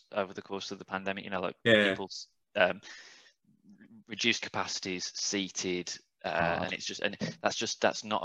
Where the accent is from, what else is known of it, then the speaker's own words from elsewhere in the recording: Cannock, West Midlands, United Kingdom; moved away; I'm from the West Midlands, a town called Cannock.